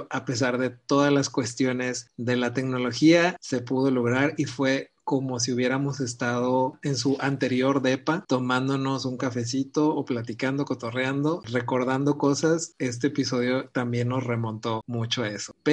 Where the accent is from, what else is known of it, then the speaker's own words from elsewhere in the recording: Jalisco, Mexico; soy de Jalisco, mexicano, claro.